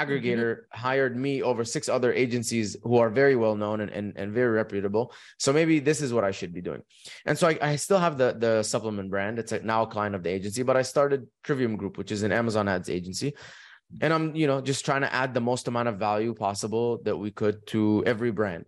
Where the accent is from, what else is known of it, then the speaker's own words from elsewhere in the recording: Dubai, United Arab Emirates; moved away as an adult; also born or lived in Egypt / United States; I was born in Egypt, raised in Dubai. When I was eighteen